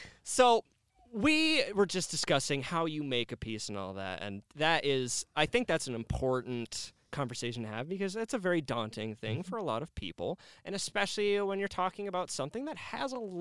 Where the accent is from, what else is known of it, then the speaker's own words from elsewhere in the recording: Canada; now in Cedar Rapids, United States; I'm Canadian